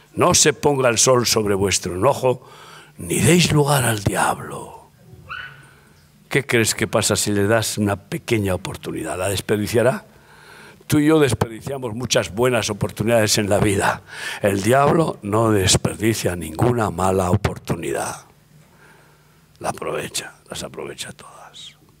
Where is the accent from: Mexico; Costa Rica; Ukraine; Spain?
Spain; como buen español y, medio vasco